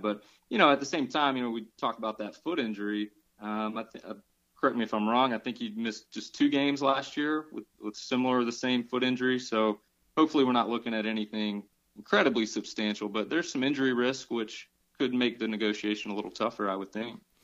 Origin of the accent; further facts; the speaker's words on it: Atlanta, Georgia, United States; I'm from Atlanta